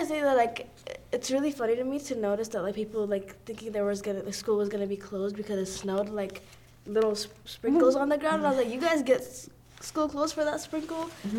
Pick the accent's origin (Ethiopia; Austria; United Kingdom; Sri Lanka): Ethiopia; now in South Dakota, United States; growing up in like a very much like tropical weather like place, like I'm from Ethiopia